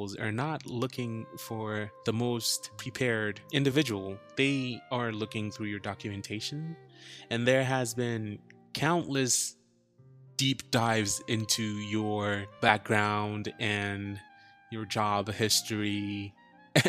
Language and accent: English; Ghana; moved away as an adult; now in New Jersey, United States; I am originally a Ghanaian, but I moved to the United States in 2018